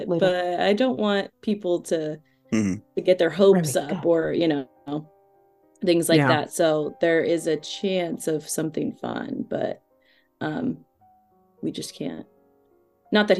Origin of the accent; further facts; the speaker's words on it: California, United States; being Californian